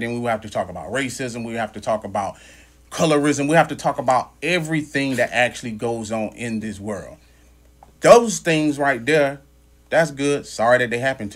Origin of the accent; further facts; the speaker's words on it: Louisiana, United States; I grew up in Louisiana.